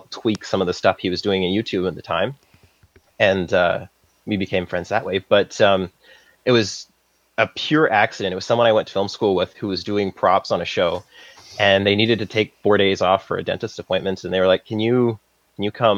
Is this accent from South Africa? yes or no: no; Saskatchewan, Canada; moved away as an adult; now in Vancouver, Canada; I'm from Saskatchewan, and I studied mechanical engineering at the University of Saskatchewan